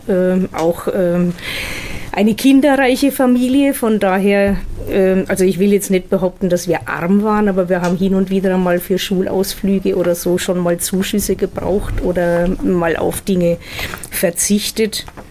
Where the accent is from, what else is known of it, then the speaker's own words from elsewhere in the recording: Heroldsberg, Bavaria, Germany; now in Fürth, Germany; aufgewachsen bin ich in Heroldsberg, Landkreis Erlangen